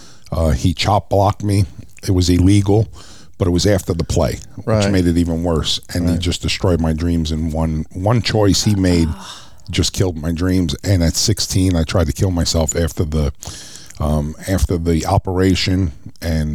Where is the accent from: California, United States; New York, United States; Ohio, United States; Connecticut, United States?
New York, United States; New York City; moved away; I was born and raised in Brooklyn, New York